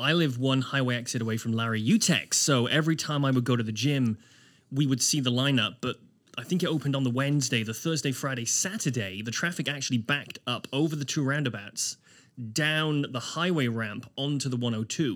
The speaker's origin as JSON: {"language": "English", "region": "Wales", "country": "United Kingdom", "moved": "as an adult", "lives_now": "Halifax, Canada", "said": "I am British. I'm a Welshman"}